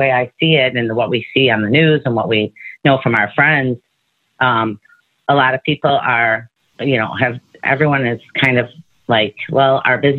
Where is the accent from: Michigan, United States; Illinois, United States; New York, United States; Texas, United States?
Michigan, United States; Detroit; I'm born and raised in Detroit